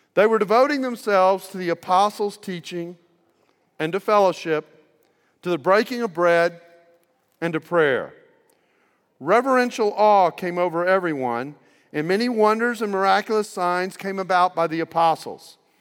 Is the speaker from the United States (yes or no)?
yes; United States; I'm from the United States